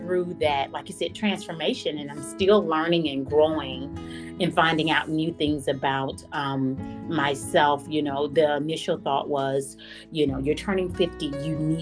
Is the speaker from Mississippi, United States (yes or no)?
yes; Mississippi, United States; moved away as an adult; now in Northern Virginia, United States; I'm originally from Mississippi, and I've lived here 25 years